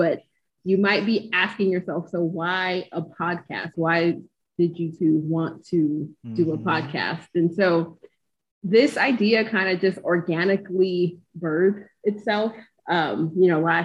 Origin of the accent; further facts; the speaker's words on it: Pomona, California, United States; now in Inland Empire, United States; I am from Pomona. Shout out to P-Town stand up. Currently residing in the Inland Empire